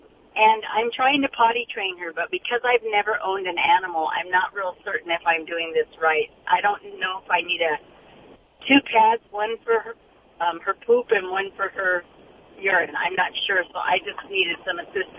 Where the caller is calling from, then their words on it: Santa Fe Springs, California, United States; Santa Fe Springs.